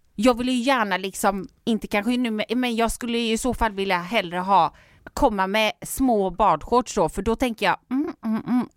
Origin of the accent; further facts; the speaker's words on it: Gothenburg, Västra Götaland, Sweden; jag är stolt göteborgare